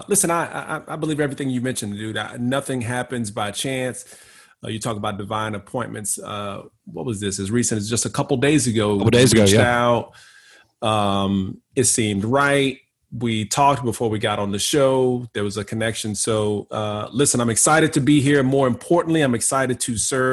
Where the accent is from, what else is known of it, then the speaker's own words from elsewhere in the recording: Houston, Texas, United States; my hometown, which is Houston, Texas. Grew up there.